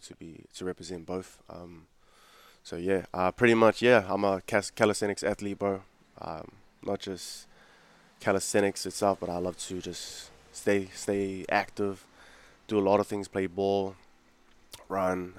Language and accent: English; Auckland, New Zealand; also born or lived in Fiji / Mangere; I grew up in South Auckland, man. Um, grew up in South Auckland, but I used to live in Fiji earlier. I was born here, uh, born in Auckland.